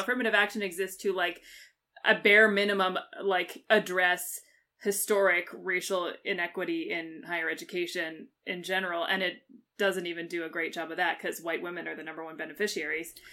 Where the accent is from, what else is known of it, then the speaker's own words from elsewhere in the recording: United Kingdom; I'm a British citizen